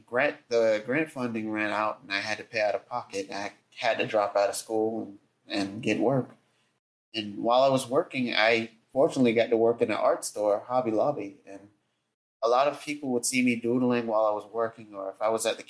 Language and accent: English; Jonesboro, Georgia, United States; also born or lived in Atlanta, Georgia; I was born and raised in Jonesboro, which is, again, about 10 to 15 minutes from Atlanta. But I've been in Atlanta my whole life